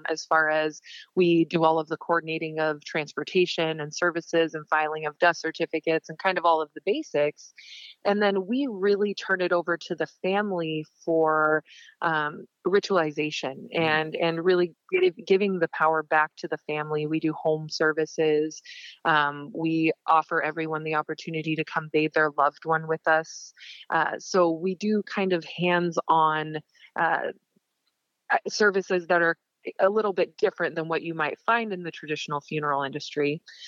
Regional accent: Montana, United States; When I say I'm from Montana, most people think I'm from the pretty part. I'm actually from the very, very rural east, small areas, and my family owns ranch property in areas.

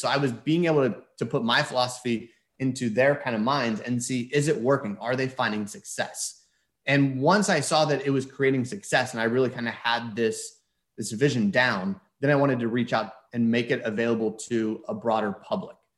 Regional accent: Houston, Texas, United States; moved away as an adult; also born or lived in Philadelphia; I grew up in Houston

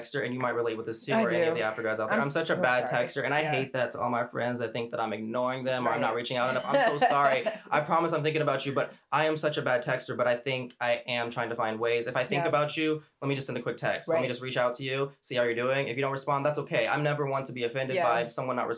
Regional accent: Arkansas, United States; moved away; also born or lived in California; the place where I grew up in Arkansas

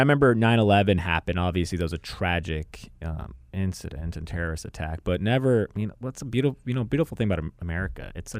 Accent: Chicago, Illinois, United States; born there; So I was born in Chicago. My family, they're Syrian immigrants. They came here 30-some-odd years ago, my parents did.

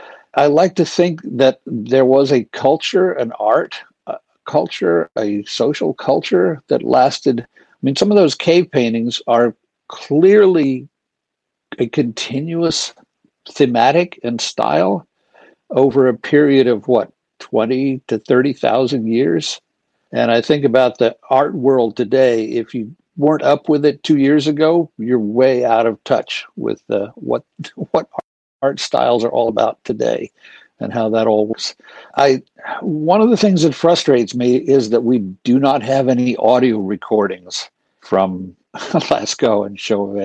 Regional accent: Los Alamos, New Mexico, United States; now in California, United States; I was born in Los Alamos, 20 miles from Santa Fe

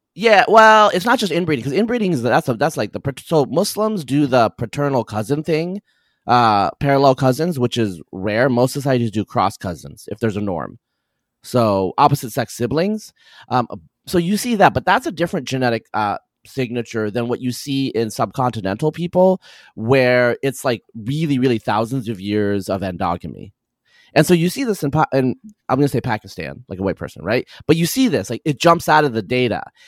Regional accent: Eastern Oregon, United States; I'm from Eastern Oregon

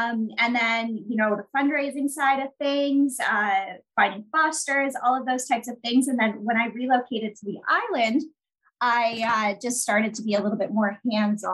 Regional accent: Canada; I'm actually Canadian. I'm in Toronto right now.

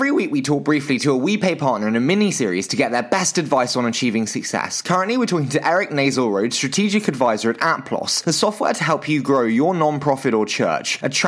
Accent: United Kingdom; accent: British; my dulcet British accent

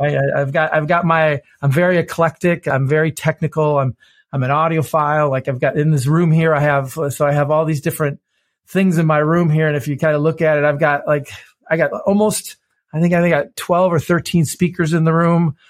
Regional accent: Detroit, Michigan, United States; I grew up in Detroit, Michigan. I've, you know, been born and raised here

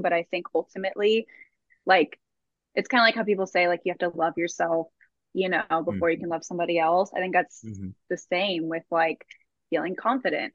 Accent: Austin, Texas, United States; born and raised in Austin

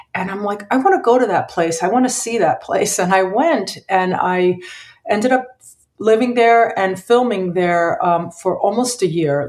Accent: Philadelphia, Pennsylvania, United States; I grew up in Philadelphia. I was born there

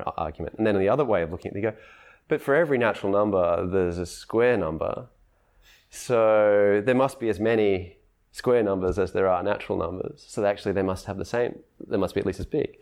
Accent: Australia; I'm Australian

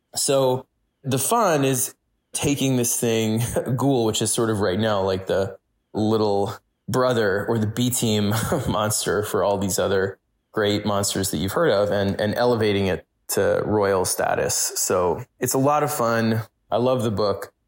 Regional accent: New York City, New York, United States; when I was growing up in New York City

